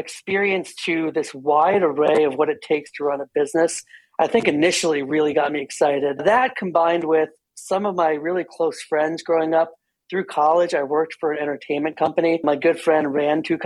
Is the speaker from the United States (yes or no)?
yes; New Jersey, United States; moved away as an adult; I am born and raised in New Jersey